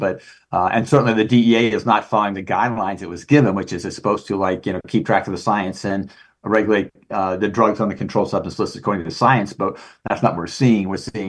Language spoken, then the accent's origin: English; Maryland, United States; I remember as a kid growing up in Maryland, that was, in the 60s.